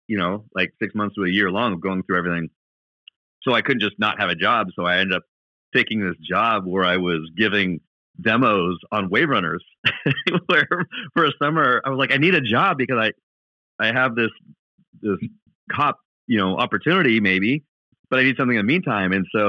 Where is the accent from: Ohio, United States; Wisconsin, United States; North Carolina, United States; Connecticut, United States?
Wisconsin, United States; Milwaukee; also born or lived in Walla Walla, Washington; In Milwaukee.